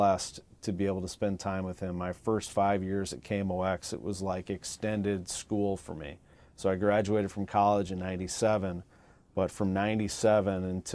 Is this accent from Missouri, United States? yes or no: yes; St. Louis, Missouri, United States; growing up in St. Louis